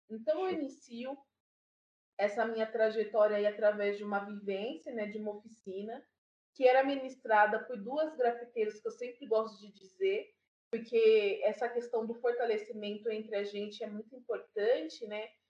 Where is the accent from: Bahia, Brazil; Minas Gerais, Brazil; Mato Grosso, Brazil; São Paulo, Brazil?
São Paulo, Brazil; Sou aqui da Zona Norte, do Jardim Imperialto. Alto. É, Sou moradora até hoje, é um território que eu fortifico. Eu gosto sempre de dizer de onde que eu venho